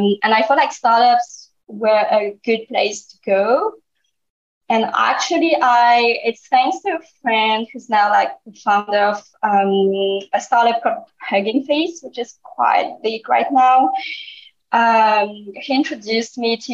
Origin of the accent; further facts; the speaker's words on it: France; my parents are Vietnamese, but I grew up in France.